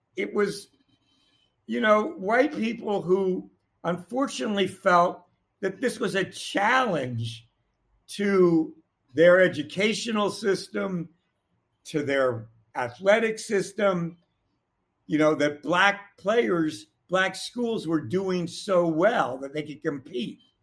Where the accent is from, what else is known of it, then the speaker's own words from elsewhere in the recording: Washington, District of Columbia, United States; also born or lived in Wisconsin; I was a kid growing up in Washington, D.C.